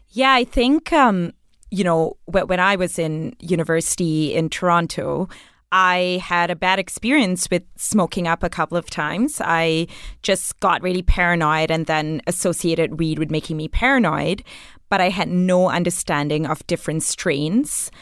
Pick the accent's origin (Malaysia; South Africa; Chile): Malaysia; now in Canada; I grew up in Malaysia